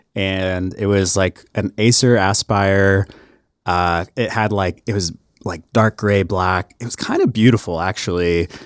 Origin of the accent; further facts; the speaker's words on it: Harrah, Oklahoma, United States; moved away; I'm actually from a, a tiny ass town called Hera, Oklahoma